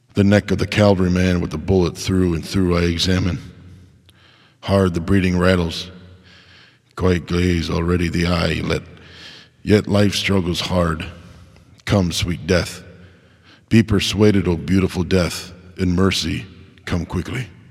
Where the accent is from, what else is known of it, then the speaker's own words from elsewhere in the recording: United States; as an American